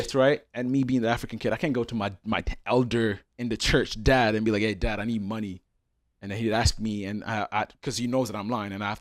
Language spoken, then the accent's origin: English; Italy; moved away; I was born and raised in Italy